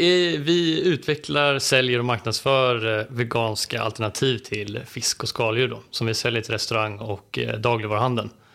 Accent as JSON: {"language": "Swedish", "area": "Stockholm archipelago", "region": "Stockholm County", "country": "Sweden", "tie": "born or raised there", "said": "jag är uppväxt i Stockholms skärgård"}